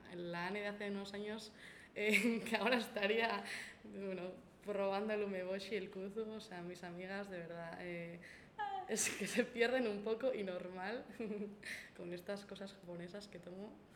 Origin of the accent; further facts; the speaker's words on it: Elgoibar, Basque Country, Spain; del Goibar de mi pueblo